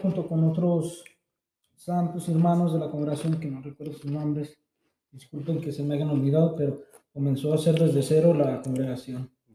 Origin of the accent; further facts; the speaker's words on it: Encarnación de Díaz, Jalisco, Mexico; also born or lived in San Luis Potosí; Y ya cuando llegué, iban conmigo otros 13 de la Chona.